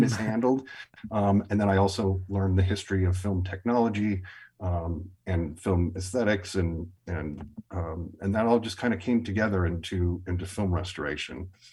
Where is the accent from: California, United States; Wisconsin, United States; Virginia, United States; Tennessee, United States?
Wisconsin, United States; Milwaukee; growing up in Milwaukee